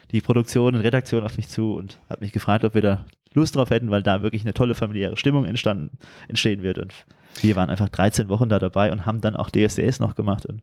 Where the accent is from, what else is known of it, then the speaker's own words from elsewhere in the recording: Turkey; Als Türke ist ja immer wichtig, auch ein bisschen Schinken anzubieten